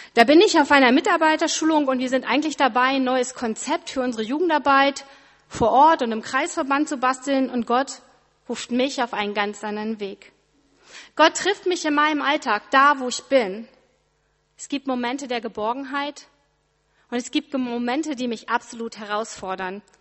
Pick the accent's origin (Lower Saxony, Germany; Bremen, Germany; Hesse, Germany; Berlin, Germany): Lower Saxony, Germany; Ritterhude; moved away; meinem Heimat-E C in Ritterhude